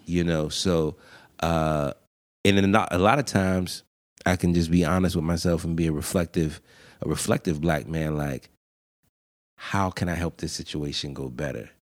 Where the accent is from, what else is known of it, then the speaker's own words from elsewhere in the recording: Pittsburgh, Pennsylvania, United States; I'm from Pittsburgh